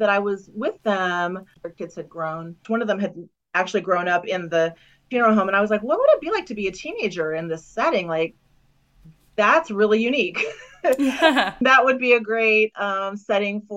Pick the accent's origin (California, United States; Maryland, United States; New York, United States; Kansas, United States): Kansas, United States; now in Cincinnati, United States; I grew up in Kansas, and now I live in Ohio